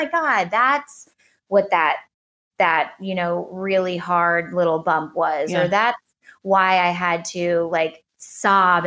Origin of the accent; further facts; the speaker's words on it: New Orleans, Louisiana, United States; also born or lived in Los Angeles, United States; we both grew up, were born and raised in New Orleans